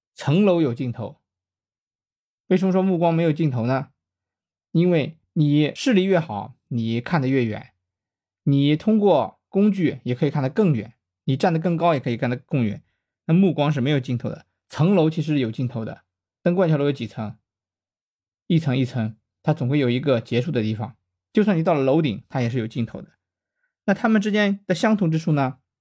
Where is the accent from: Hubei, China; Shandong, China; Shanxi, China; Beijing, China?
Shandong, China; 作为一个山东人